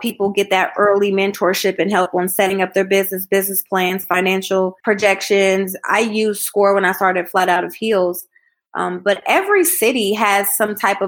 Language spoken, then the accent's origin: English; Columbus, Ohio, United States; born or raised there; moved away as an adult; also born or lived in Atlanta, Georgia